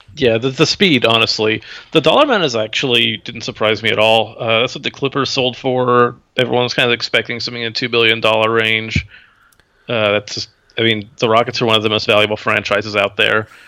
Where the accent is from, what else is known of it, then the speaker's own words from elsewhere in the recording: Houston, Texas, United States; moved away; I'm from Houston, too.